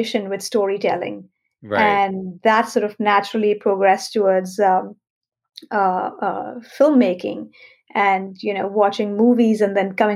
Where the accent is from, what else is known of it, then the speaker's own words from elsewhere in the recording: Mumbai, Maharashtra, India; I was born and raised in Mumbai